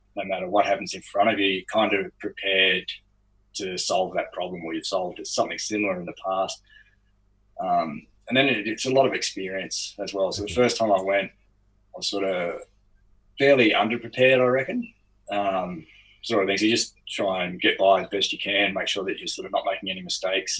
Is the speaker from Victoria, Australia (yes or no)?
no; Lower Blue Mountains, outside Sydney, New South Wales, Australia; I grew up outside of Sydney, so in the Lower Blue Mountains